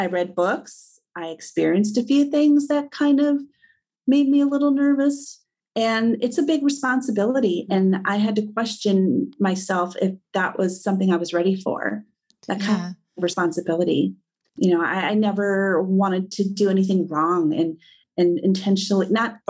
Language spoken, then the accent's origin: English; Midwest, United States; I was born and raised in the Midwest.